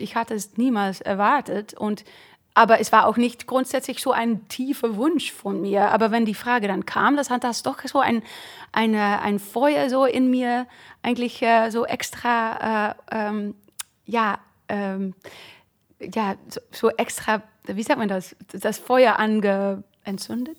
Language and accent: German; eastern Netherlands, Netherlands; German is a second language; moved away; in meiner Heimat war das so, ich glaube auch im Süden Hollands, Amsterdam weiß ich nicht genau, aber in, im Osten so, neben die deutsche Grenze